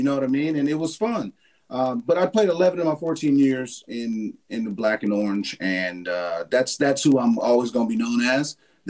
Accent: San Diego, California, United States; moved away as an adult; also born or lived in Baltimore; I'm from San Diego

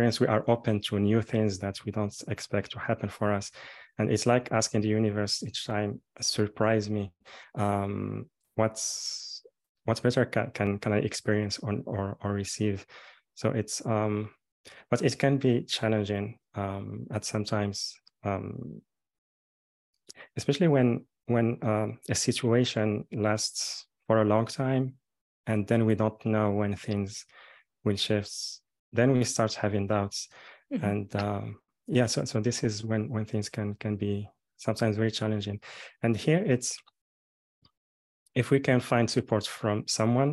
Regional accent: Morocco; I'm born and raised in Morocco, and I'm calling now from here.

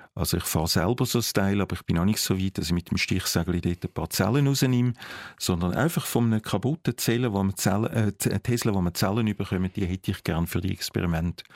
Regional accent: Zurich, Switzerland; ich als Zürcher

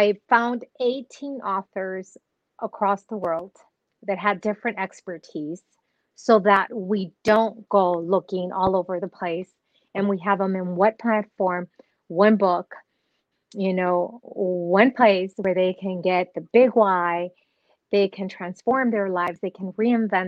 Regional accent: Nuevo Laredo, Tamaulipas, Mexico; now in Dallas-Fort Worth, United States; I was born in Nuevo Laredo, Mexico.

